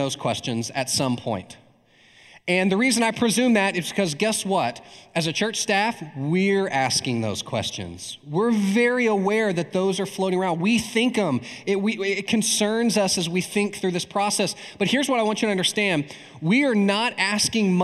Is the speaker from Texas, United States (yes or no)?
yes; East Texas, United States; I'm from East Texas